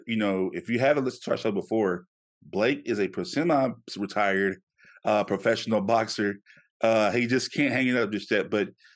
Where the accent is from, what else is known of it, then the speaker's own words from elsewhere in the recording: Shreveport, Louisiana, United States; moved away; my hometown in Shreveport